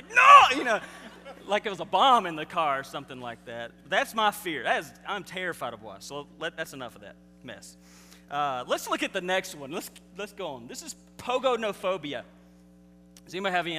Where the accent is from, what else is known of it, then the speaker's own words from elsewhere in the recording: Mississippi, United States; I'm from Mississippi, and we don't say anything right